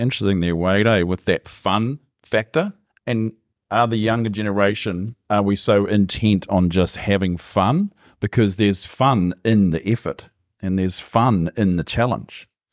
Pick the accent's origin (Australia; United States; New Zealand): New Zealand; Gisborne; born and bred in Gizzy, Love the place. Never really moved.